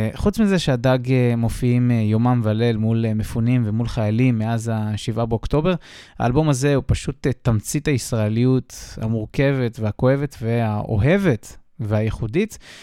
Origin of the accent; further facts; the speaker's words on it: Israel; moved away; כישראלי שמתגורר מחוץ לארץ כבר שנים